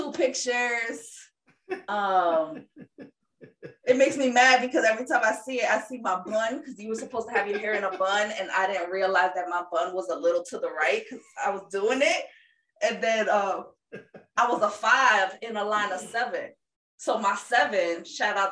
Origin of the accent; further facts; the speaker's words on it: New York, United States; as a New Yorker that had friends with queer folks